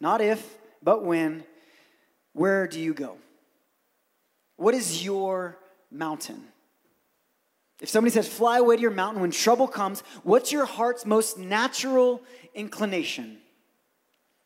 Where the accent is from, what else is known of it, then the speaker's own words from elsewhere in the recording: Brazil; moved away; I grew up in Brazil